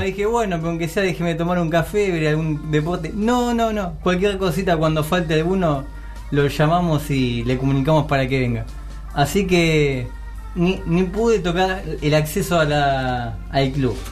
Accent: Lomas de Zamora, Buenos Aires Province, Argentina; yo eh, soy de Lomas de Zamora

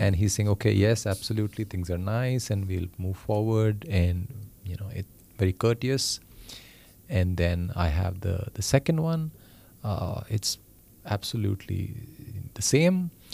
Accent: India; moved away; I come from India

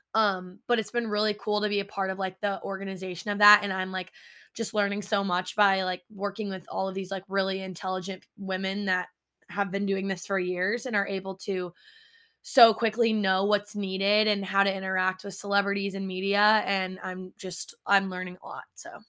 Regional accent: Altenburg, Missouri, United States; now in New York City, United States; I'm from Altenburg, Missouri

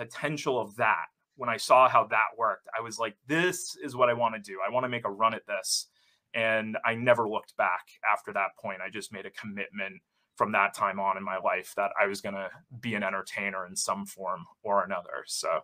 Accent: Salem, Massachusetts, United States; growing up in Salem, Massachusetts

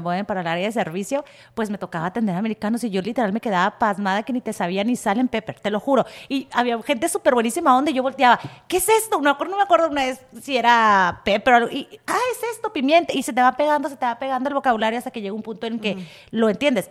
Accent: Tijuana, Baja California, Mexico; moved away as an adult; now in San Diego, United States; nací en Tijuana, 100% tijuanera toda mi vida

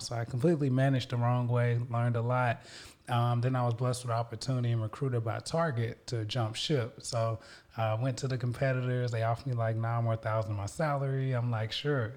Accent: Little Rock, Arkansas, United States; moved away as an adult; now in Houston, United States; I'm from Little Rock, Arkansas, moved to Houston

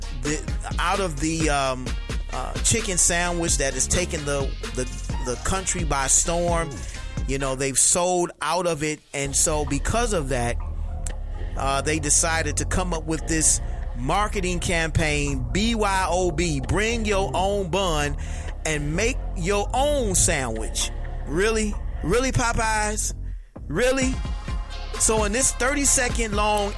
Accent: Detroit, Michigan, United States; I'm from Detroit

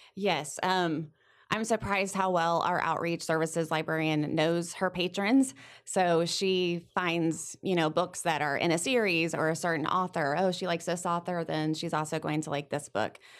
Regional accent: Sedalia, Missouri, United States; I grew up here in Sedalia. I'm from Sedalia, went to school here.

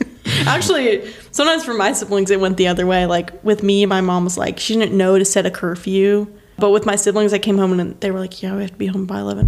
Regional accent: Stanley, North Carolina, United States; moved away as an adult; also born or lived in St. Louis; I am from North Carolina, grew up in Stanley, North Carolina.

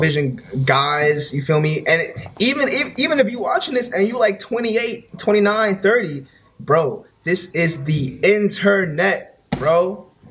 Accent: New York City, New York, United States; I'm from New York, Bronx, New York.

